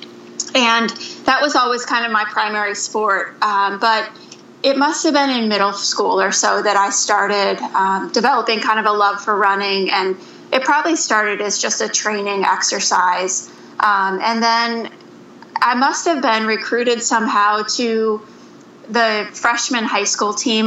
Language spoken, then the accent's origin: English; Mansfield, Ohio, United States; now in Minneapolis, United States; I am from Mansfield, Ohio, which is right in between Cleveland and Columbus